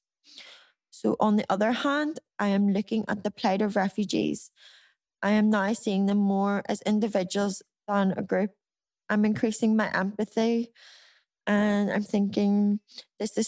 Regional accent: Ireland; we as Irish people

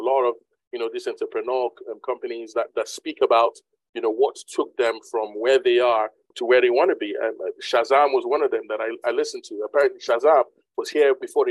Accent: Nigeria; now in United Kingdom; I'm originally a Nigerian

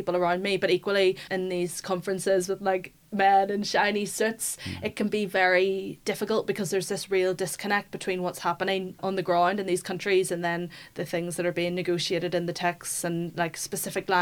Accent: Belfast, Northern Ireland, United Kingdom; I grew up in Belfast, so a lot of like parks near me, like Stormont

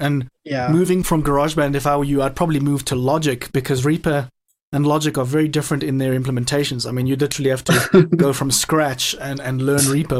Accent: South Africa; I'm from South Africa, totally blind. Was born that way.

